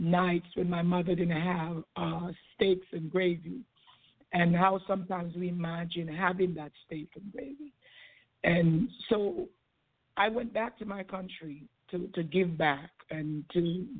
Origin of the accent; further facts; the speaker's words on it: Jamaica; now in United States; I came from Jamaica. My parents had 12 children, and I'm the last one of 12